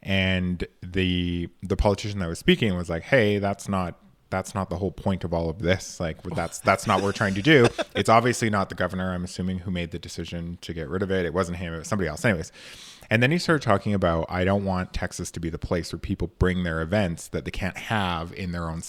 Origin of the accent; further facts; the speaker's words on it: Canada; No, I've never heard of that. I'm from Canada.